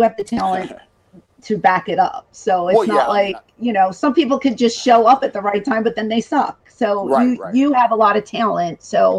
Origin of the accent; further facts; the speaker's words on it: Philadelphia, Pennsylvania, United States; I'm from Philadelphia